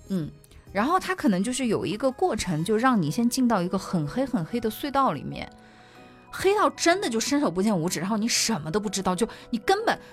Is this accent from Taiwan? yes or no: no; Sichuan, China; now in Yunnan, China; 我们四川那边叫熊家婆